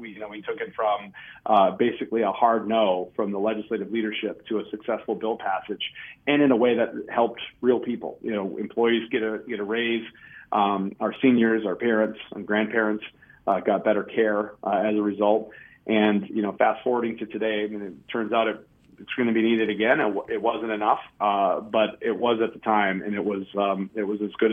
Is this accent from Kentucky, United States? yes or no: no; Minnesota, United States; I'm still a Minnesotan